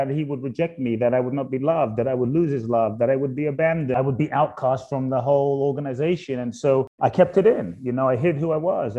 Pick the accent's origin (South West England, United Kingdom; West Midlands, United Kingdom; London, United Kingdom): London, United Kingdom; also born or lived in Ghana; now in United States; I was born in Ghana, West Africa. My father's from Ghana. My mother's Japanese. I grew up in London. Live in the US now.